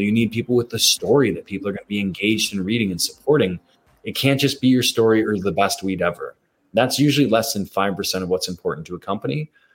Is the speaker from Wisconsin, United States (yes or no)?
yes; Wisconsin, United States; moved away; being in Wisconsin, my home state as a kid